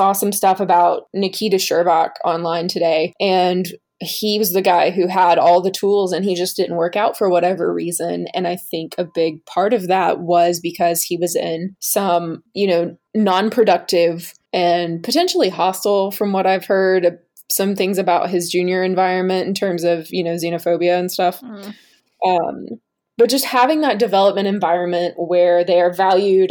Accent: North Georgia, United States; I grew up in North Georgia, where I was basically smack dab between Nashville

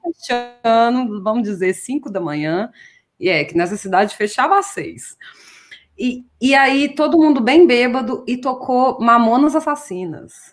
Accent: Brazil; accent: Brazilian Portuguese; now in Portugal

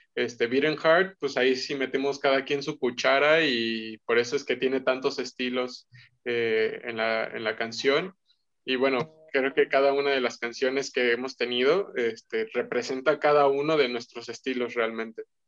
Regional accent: Mexico; igual mexicano

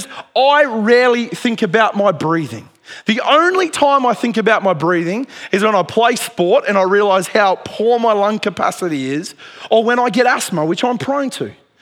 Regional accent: Dubbo, New South Wales, Australia; When I was a teenager growing up in Dubbo

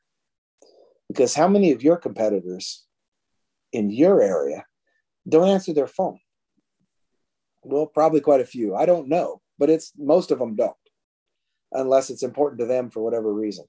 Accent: Oregon, United States; I was born and raised in Oregon

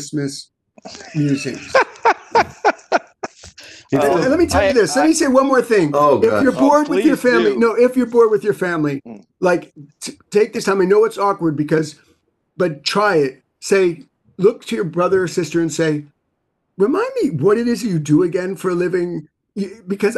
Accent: New York City, New York, United States; I grew up in New York City

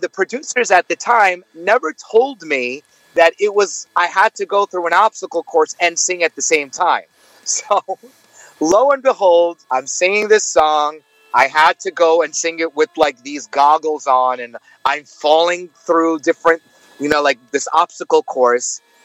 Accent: New York City, New York, United States; moved away as an adult; now in Los Angeles, United States; I am actually born and raised in New York, but I live in Los Angeles

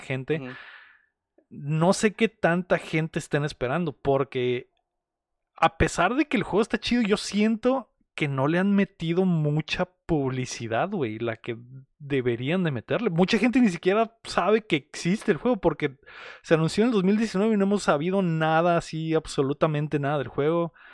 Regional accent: Mexicali, Baja California, Mexico; somos de Mexicali

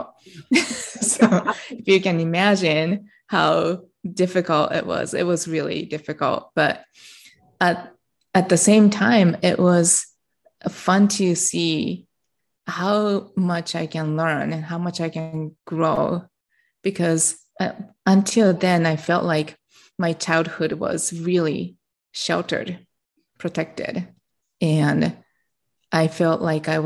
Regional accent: Japan; English is a second language; I am from Japan. I was born and raised in Japan

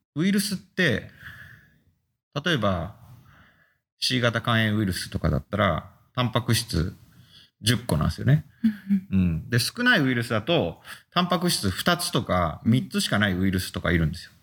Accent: Fukuoka, Japan; moved away as an adult; also born or lived in Osaka; now in Hokkaido, Japan; 生まれは、えー、福岡県で、えー、そこで、えー、中高それから大大学まで過ごして

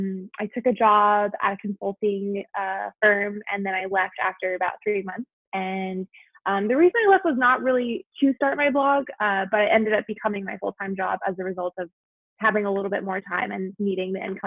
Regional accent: Taiwan; moved away; also born or lived in New York, United States; And I was born here in New York, and then my family actually moved when I was 7 years old. So we moved to Taiwan, which is the first international move that we ever did.

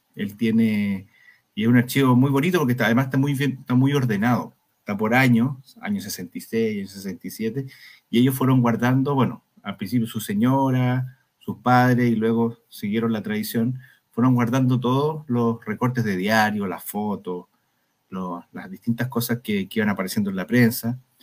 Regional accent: Valparaíso, Chile; nosotros somos de Valparaíso además, ambos

